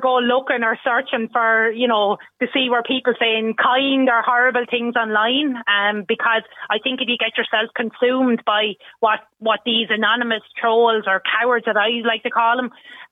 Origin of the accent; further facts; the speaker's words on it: Wexford, Leinster, Ireland; I was born and reared and living in Wexford all my life